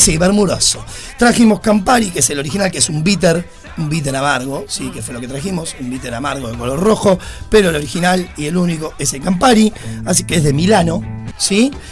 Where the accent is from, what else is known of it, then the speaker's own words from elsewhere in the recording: Uruguay; somos los uruguayos